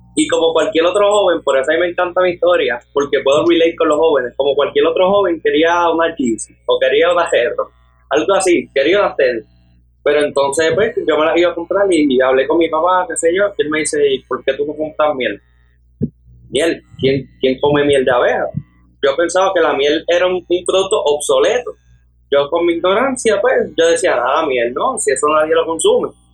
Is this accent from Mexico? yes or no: no; Aguadilla, Puerto Rico; Actualmente tengo 18 años de edad y soy de Aguadilla